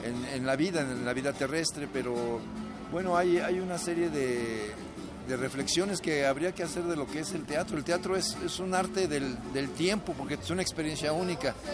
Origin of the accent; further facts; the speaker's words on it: Morelia, Michoacán, Mexico; also born or lived in Veracruz / Mexico City / Los Angeles / Tijuana; Yo nací en Veracruz, de donde es mi mamá, pero no conozco bien Veracruz, eh, más bien crecí entre Morelia, la Ciudad de México, Los Ángeles y Tijuana.